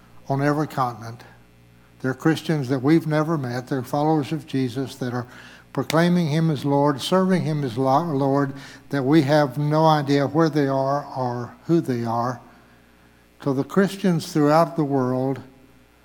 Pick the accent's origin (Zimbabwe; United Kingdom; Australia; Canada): Zimbabwe; now in Bentonville, United States; I was born in Zimbabwe, Africa